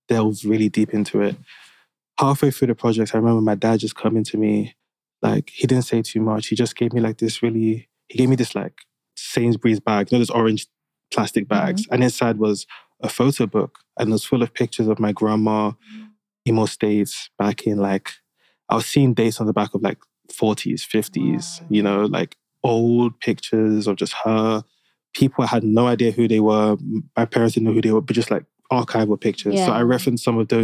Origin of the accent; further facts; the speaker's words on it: United Kingdom; being Black British growing up